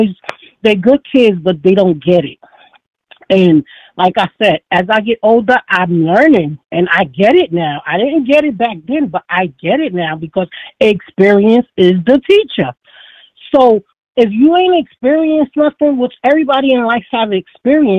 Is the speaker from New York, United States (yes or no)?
yes; New York City, New York, United States; now in Foxborough, United States; the way I was raised, it takes a village to raise everybody. That's the way I survived. I'm from the Bronx, New York